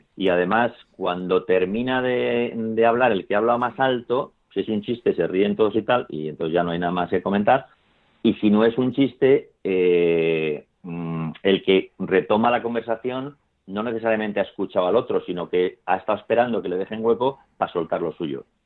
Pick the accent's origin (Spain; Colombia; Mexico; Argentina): Spain; moved away; nosotros somos los españoles buenos